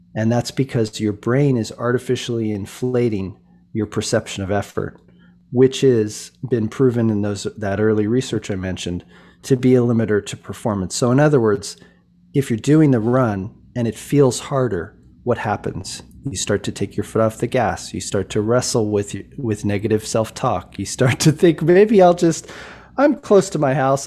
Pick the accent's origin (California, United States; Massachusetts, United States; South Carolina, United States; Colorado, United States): Colorado, United States; Boulder; I grew up in Boulder, Colorado